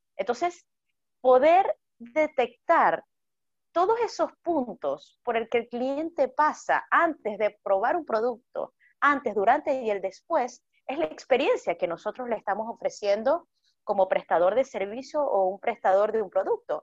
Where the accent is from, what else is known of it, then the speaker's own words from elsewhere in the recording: Venezuela; soy venezolana